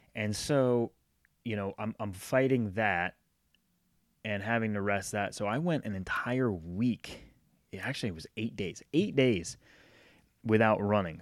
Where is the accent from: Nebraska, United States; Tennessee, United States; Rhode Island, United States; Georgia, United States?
Rhode Island, United States; now in North Carolina, United States; I grew up in Rhode Island, but I've spent more time in my life in North Carolina than I have in Rhode Island